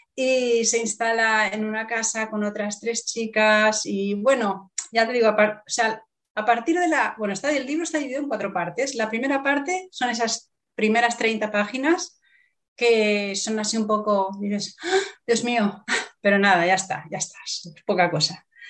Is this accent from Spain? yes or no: yes; Barcelona, Catalonia, Spain; Barcelona. de donde yo soy, sí, en Barcelona.